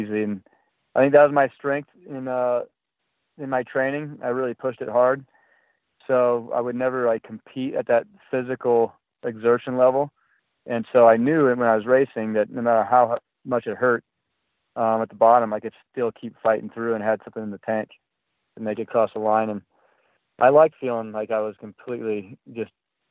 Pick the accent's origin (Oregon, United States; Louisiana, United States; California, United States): California, United States; also born or lived in Vermont; I grew up in California